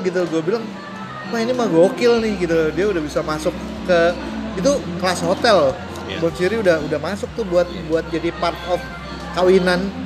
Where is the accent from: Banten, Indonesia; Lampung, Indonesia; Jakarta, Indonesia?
Jakarta, Indonesia; moved away; Gua besar di uh, Jaksel juga kan gitu loh sebelum gue pindah gitu gue besar di Kebayoran